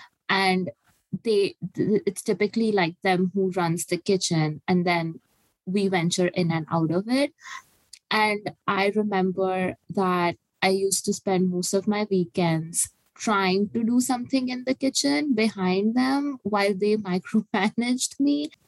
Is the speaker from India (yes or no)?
yes; India; moved away; also born or lived in Dubai / Boston; when I was growing up in India. We didn't eat as much meat back home.